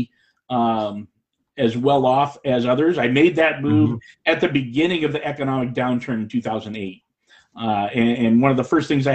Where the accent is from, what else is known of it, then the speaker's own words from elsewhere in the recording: Arcadia, California, United States; started off with the City of Arcadia Fire Department, which happened to be my hometown. I'd grown up there